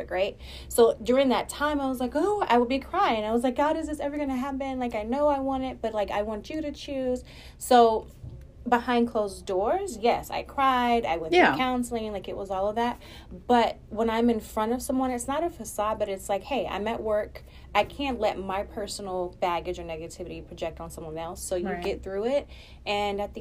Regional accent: Austin, Texas, United States; now in Houston, United States; I'm from Austin

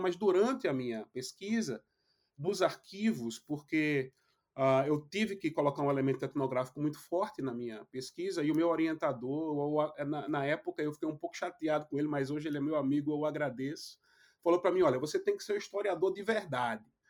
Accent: Brazil; now in United States; eu aprendi um pouquinho de inglês aqui e desaprendi um pouquinho de português

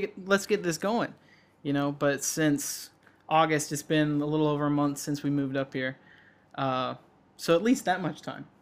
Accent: Georgia, United States; now in Wisconsin, United States; We're just like two Georgia dudes

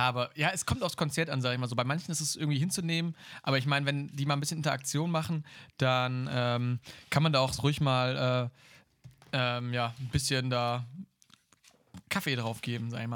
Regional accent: Germany; als Deutsche

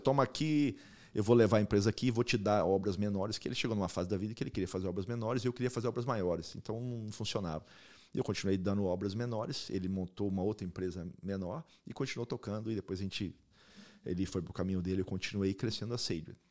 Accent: Maringá, Paraná, Brazil; moved away as an adult; also born or lived in Spain; now in United States; Eu nasci em Maringá, sou maringaense

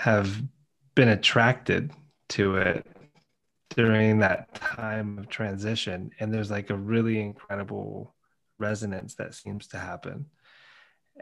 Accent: United States; moved away as an adult; now in United Kingdom; Being American

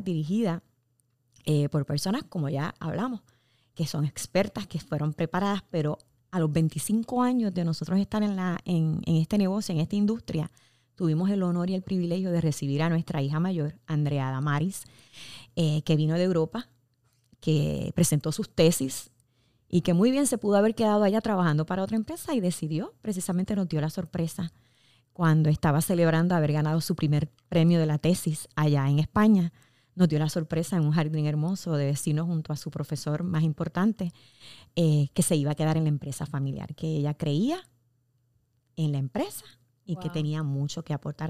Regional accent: Puerto Rico; como puertorriqueños estamos, somos una empresa netamente puertorriqueña

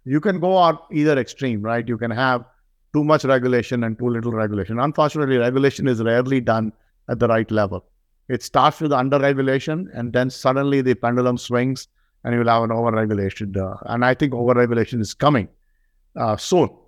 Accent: India; now in United States; I'm from India

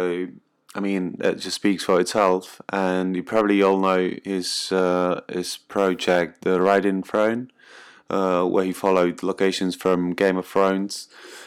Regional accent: Czechia; I'm from the Czech Republic

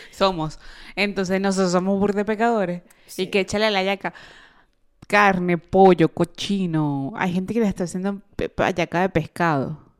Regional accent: Venezuela; now in Italy; soy de Venezuela.

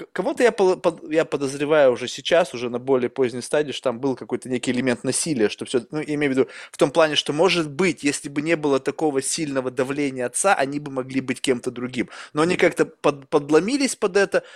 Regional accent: Russia; first language Russian; now in United States; я родился в России

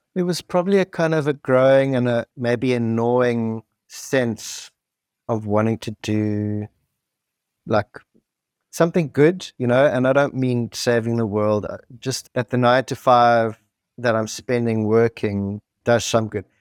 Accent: South Africa; grew up in apartheid South Africa in the seventies and eighties.

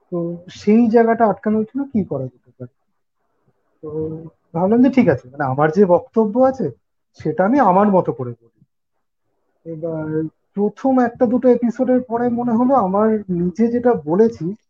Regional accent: Kolkata, West Bengal, India; moved away as an adult; আমার বাড়ি ছেড়ে এখন একটু দূরে রয়েছে পরিবার কলকাতা

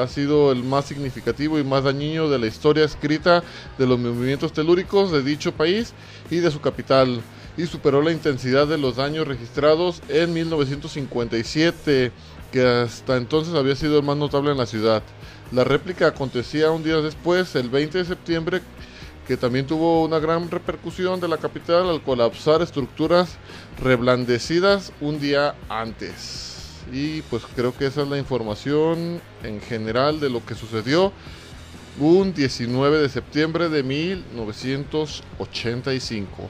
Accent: Mexico; como mexicanos

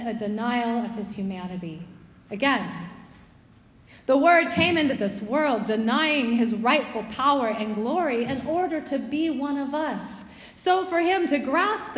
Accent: United States; being an American

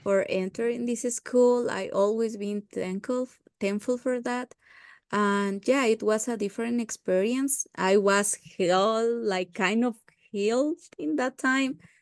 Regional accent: Uruapan, Michoacán, Mexico; I was born in Uruapan, in the state of Michoacán, in Mexico

